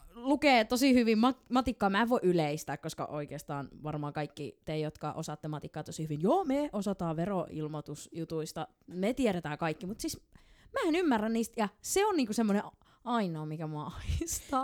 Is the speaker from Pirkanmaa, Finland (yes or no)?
no; Helsinki, Uusimaa, Finland; mä oon stadilainen